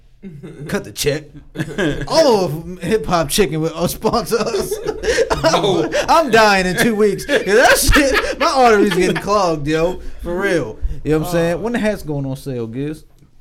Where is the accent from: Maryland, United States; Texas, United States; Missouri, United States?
Maryland, United States; Baltimore; I'm sorry. I'm from West Baltimore.